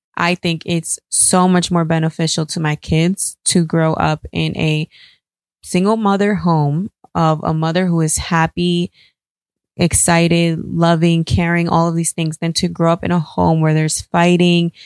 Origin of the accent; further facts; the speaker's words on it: New York, United States; I grew up in New York